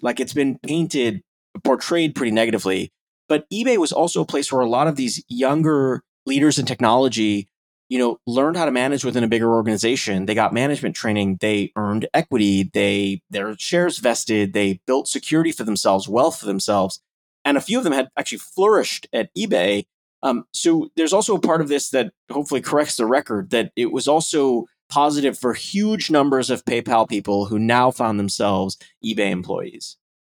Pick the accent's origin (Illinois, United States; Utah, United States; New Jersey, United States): Illinois, United States; Chicago; I, I am a Chicagoan and a Midwest native myself